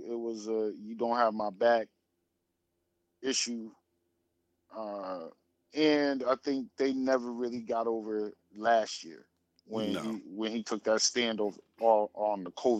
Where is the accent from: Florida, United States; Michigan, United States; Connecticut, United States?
Connecticut, United States; moved away; also born or lived in Dallas, Texas; I'm a CT native, CT baby